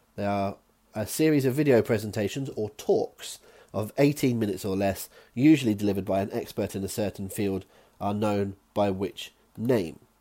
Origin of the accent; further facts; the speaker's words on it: West Country, South West England, United Kingdom; accent: West Country; my West Country accent